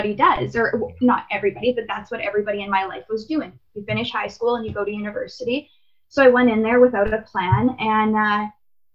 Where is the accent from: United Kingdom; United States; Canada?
Canada; Winnipeg, Manitoba; I was born and raised in Winnipeg